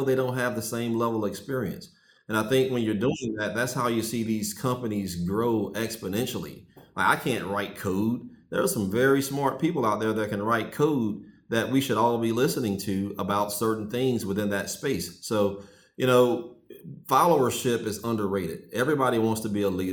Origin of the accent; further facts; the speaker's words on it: Sterlington, Louisiana, United States; now in Atlanta, United States; I grew up in Sterlington, Louisiana. It's a small rural town in North Louisiana.